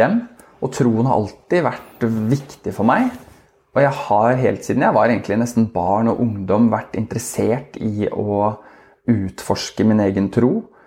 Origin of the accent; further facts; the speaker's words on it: Oslo, Norway; moved away as an adult; now in Askim, Norway; vi er fra Oslo begge